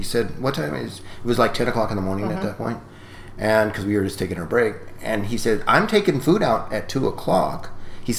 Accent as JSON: {"language": "English", "town": "Ventura", "region": "California", "country": "United States", "tie": "born or raised there", "said": "growing up in Ventura, and the mission in Ventura"}